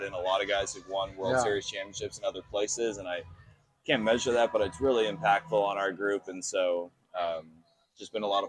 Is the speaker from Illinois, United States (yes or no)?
no; Oakland, California, United States; Yeah, I went to a lot of A's games.